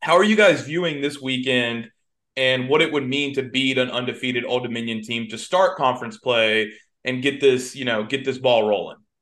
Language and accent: English; Atlanta, Georgia, United States; you're an Atlanta kid like myself